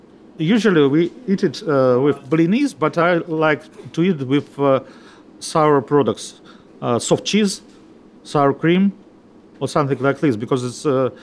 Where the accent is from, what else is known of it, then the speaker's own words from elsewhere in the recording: Russia; also born or lived in Israel; now in London, United Kingdom; I'm from Russia. I'm from Israel too.